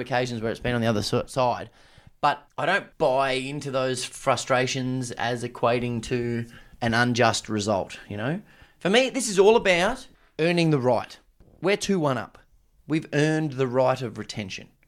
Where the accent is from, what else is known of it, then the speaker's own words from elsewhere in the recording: Australia; as an Australian, how good's this?